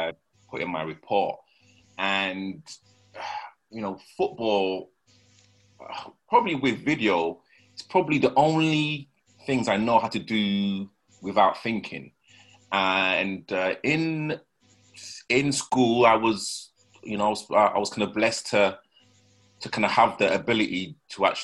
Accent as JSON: {"language": "English", "town": "Leeds", "region": "Yorkshire and the Humber", "country": "United Kingdom", "tie": "born or raised there", "also_born_or_lived": "Nottingham", "accent": "rough northern accent", "moved": "as an adult", "lives_now": "London, United Kingdom", "said": "I was born in Nottingham, but you know I moved from Nottingham when I was about 3 or 4, and then I grew up in Leeds."}